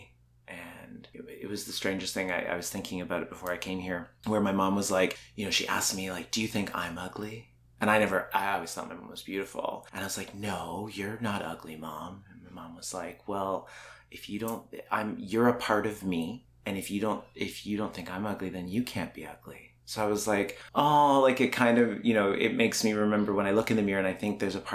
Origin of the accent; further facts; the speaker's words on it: Alberta, Canada; I grew up in Alberta and predominantly, you know, it's redneck.